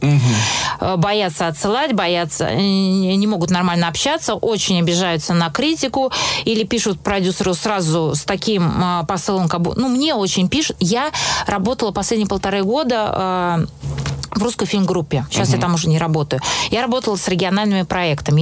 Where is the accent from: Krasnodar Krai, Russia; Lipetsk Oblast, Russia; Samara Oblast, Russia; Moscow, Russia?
Moscow, Russia; я росла в Москве в, в семье режиссеров